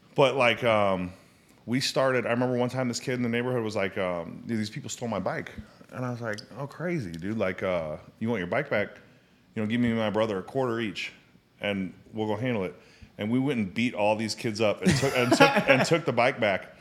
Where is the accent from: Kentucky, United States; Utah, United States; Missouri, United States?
Missouri, United States; St. Louis; also born or lived in England / Arizona / China; My dad was in the military. I was born in England. And I, um, moved in, I was in England. We moved to Arizona. And then, uh, moved to Saint Louis